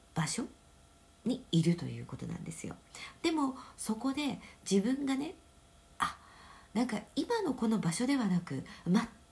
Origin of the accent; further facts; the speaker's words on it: Japan; 日本に生まれている